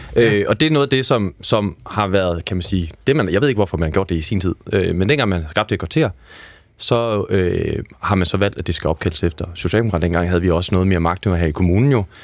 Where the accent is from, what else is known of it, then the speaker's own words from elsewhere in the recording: Aarhus, Central Denmark Region, Denmark; now in Copenhagen, Denmark; jeg er selv fra Aarhus, set, og der er vokset op i et område, der er opkaldt efter nordsjællandske øh, byer. Jeg er opvokset okay. på Ordrupvej